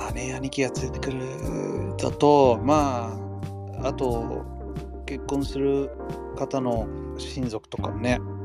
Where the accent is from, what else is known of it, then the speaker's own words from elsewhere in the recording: United States; moved away as an adult; now in Niigata, Japan; 僕らがアメリカで育った時はさ